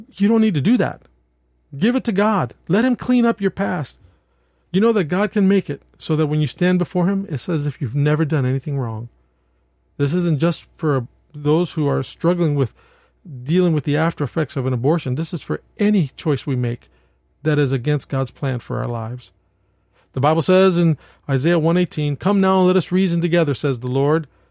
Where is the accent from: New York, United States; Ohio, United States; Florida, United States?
New York, United States; I'm from New York, and in New York State